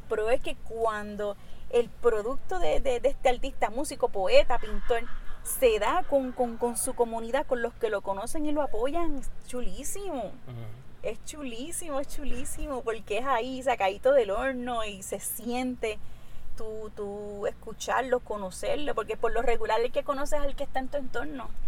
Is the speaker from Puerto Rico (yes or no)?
yes; Mayagüez, Puerto Rico; como puertorriqueña